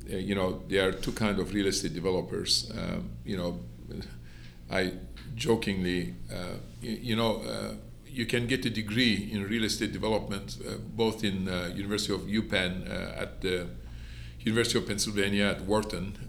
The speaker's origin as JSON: {"language": "English", "region": "Istanbul", "country": "Turkey", "tie": "born or raised there", "also_born_or_lived": "Toulouse, France / Houston, Texas / Manhattan, New York / Miami, Florida", "moved": "as an adult", "lives_now": "Columbus, United States", "said": "I was born in Istanbul, and I finished high school in Istanbul, Turkey"}